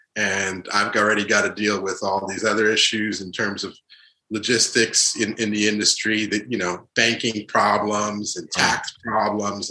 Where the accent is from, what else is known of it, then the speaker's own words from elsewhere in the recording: New York, United States; also born or lived in Haiti / Providence, Rhode Island / Boston; I was born in Haiti, but uh, we moved uh, under the Duvalier uh, uh regime uh, to New York, and really grew up in New York